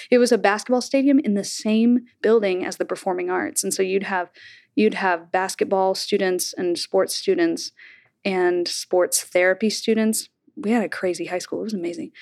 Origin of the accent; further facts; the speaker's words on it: Bartlesville, Oklahoma, United States; accent: Oklahoma drawl; moved away as an adult; also born or lived in Elon, North Carolina; now in New York, United States; I grew up in Bartlesville